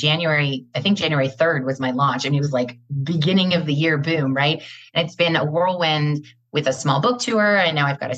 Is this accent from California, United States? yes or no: yes; Los Angeles, California, United States; also born or lived in Gainesville, Georgia / Greater Metro Atlanta, Georgia; now in Atlanta, United States; I was born and raised in West Los Angeles, but relocated to the Gainesville, Georgia area